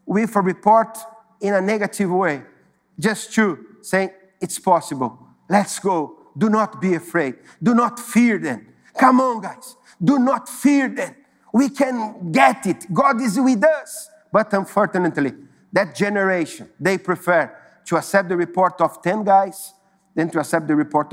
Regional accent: São Paulo, Brazil; moved away as an adult; also born or lived in Recife; I was living in São Paulo. São Paulo is my hometown

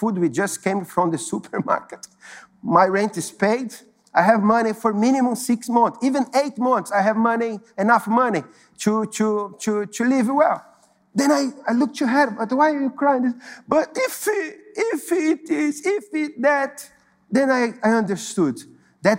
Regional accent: São Paulo, Brazil; moved away as an adult; also born or lived in Recife; I was living in São Paulo. São Paulo is my hometown

